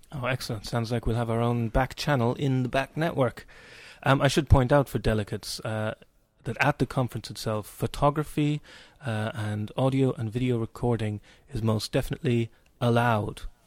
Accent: Cork, Munster, Ireland; moved away; My hometown

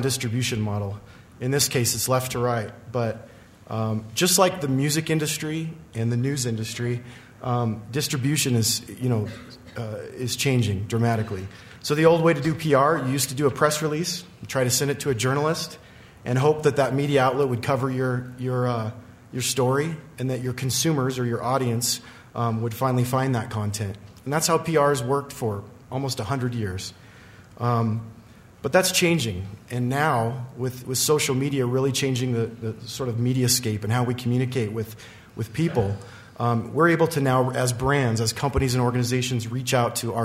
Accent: Riverton, Wyoming, United States; I'm from Riverton, Wyoming, so a little farther removed from the Front Range than most of these folks.

